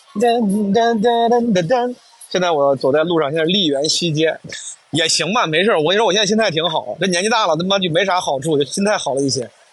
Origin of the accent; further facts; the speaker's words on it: Henan, China; accent: Henan dialect; first language Henan dialect (Mandarin); 我至少是先倾向于用普通话、河南话这样的母语